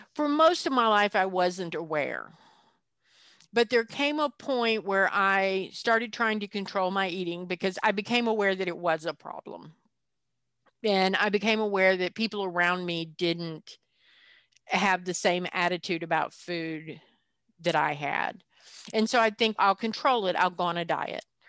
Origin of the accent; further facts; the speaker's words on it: the South, United States; culturally, I come from the South